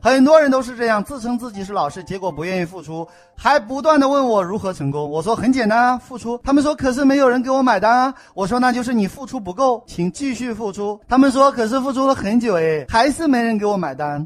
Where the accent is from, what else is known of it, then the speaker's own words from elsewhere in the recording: China; 我们中国人